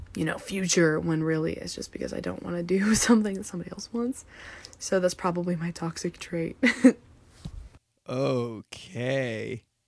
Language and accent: English; Midwest, United States; I'm from the Midwest